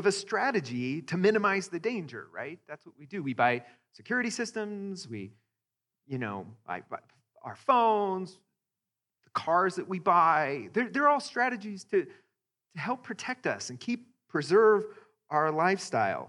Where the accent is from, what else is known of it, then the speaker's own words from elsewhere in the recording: Greeley, Colorado, United States; I grew up in Greeley, a white suburb in Colorado.